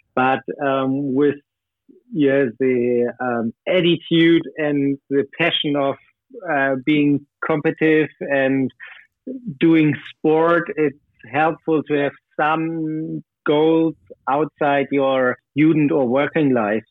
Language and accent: English; Berlin, Germany; also born or lived in Hamburg; now in near Hamburg, Germany; I was born in Berlin